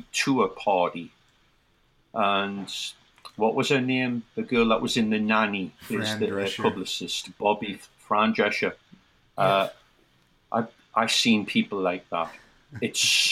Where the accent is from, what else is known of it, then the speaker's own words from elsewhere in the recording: Newcastle upon Tyne, North East England, United Kingdom; moved away as an adult; also born or lived in New York City, United States; now in Florida, United States; my hometown of Newcastle